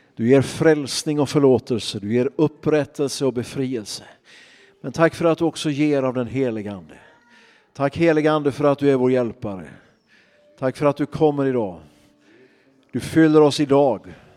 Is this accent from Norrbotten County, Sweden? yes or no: no; Örnsköldsvik, Västernorrland County, Sweden; jag kommer ifrån Örnsköldsvik